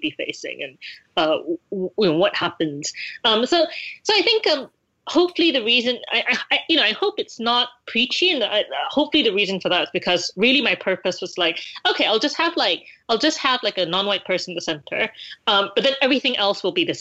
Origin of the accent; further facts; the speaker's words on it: Malaysia; I read all these things growing up in Malaysia